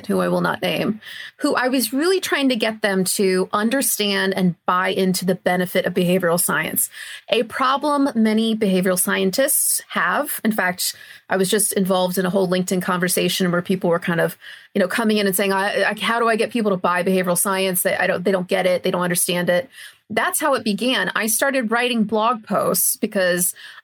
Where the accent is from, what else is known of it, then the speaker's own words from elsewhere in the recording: United States; moved away as an adult; also born or lived in Australia; now in United Kingdom; I'm originally from the US, as if you couldn't tell a mile away, the way I'm talking